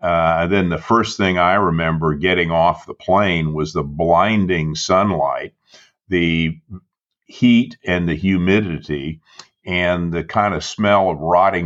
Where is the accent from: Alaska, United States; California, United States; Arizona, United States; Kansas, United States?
California, United States; Southern; I grew up in Southern California.